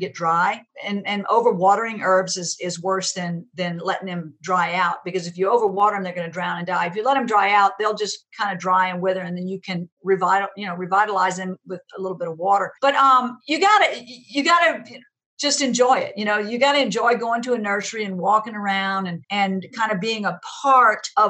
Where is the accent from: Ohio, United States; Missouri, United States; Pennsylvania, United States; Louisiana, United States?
Louisiana, United States; Donaldsonville; I grew up in Donaldsonville, which is a small town where the Mississippi River and Bayou Lafourche intersect